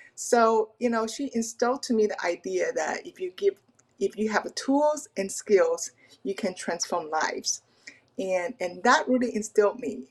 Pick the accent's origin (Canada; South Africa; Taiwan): Taiwan; now in Pacific Northwest, United States; I'm an immigrant from Taiwan